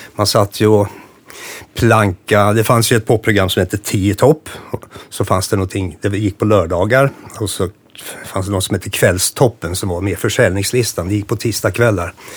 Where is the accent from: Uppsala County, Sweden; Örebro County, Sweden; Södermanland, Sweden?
Örebro County, Sweden; Nora; det här var i Nora där jag växte upp